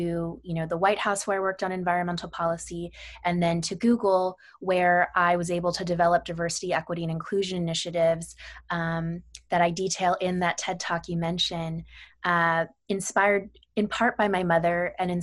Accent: Sacramento, California, United States; I grew up in Sacramento, California

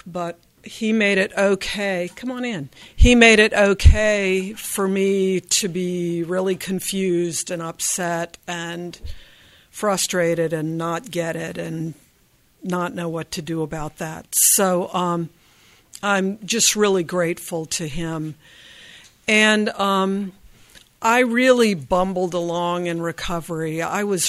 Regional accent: Virginia, United States; I grew up in Virginia

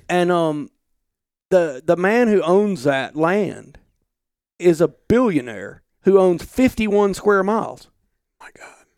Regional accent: Alabama, United States; moved away as an adult; now in Montana, United States; I grew up in Alabama.

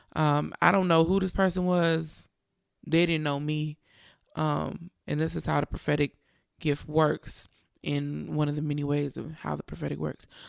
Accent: Richmond, California, United States; Richmond, California, my hometown.

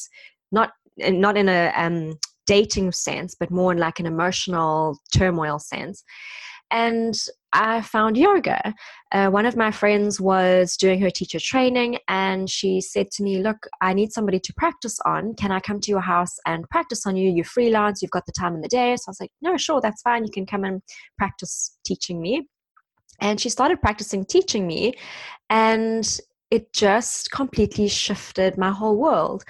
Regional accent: South Africa; moved away as an adult; now in London, United Kingdom; I'm South African and I've been in London now for the past 7 years almost

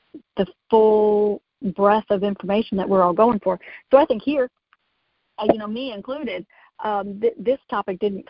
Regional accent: United States; I'm from United States

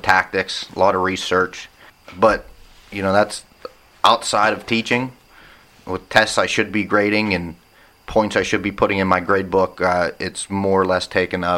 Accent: Union, United States; also born or lived in Bradford, Pennsylvania; we grew up in Union, and we had a lot of outdoorsmen in our school

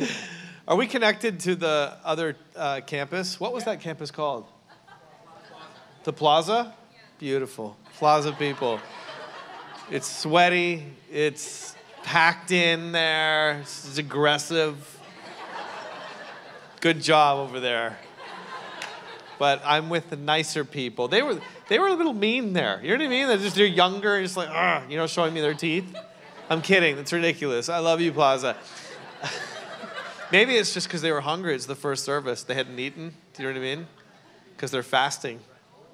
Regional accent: Canada; also born or lived in New York, United States; now in Newport Beach, United States; I'm Canadian

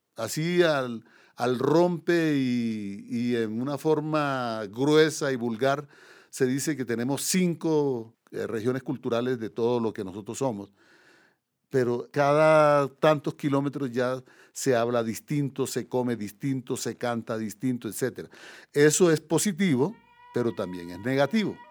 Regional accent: Córdoba, Colombia; moved away as an adult; also born or lived in Paris, France; de Córdoba, digamos la región donde yo nací

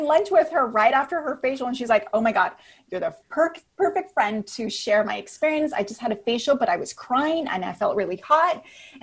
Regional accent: Napa, California, United States; moved away as an adult; also born or lived in Berkeley, California / Los Angeles, California; So I'm from Northern California. I'm from Napa

